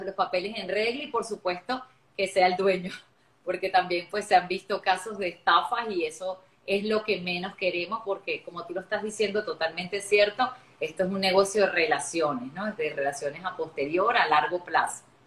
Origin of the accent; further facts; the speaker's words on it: Venezuela; Yo soy venezolana de nacimiento, también tengo otra nacionalidad que es la portuguesa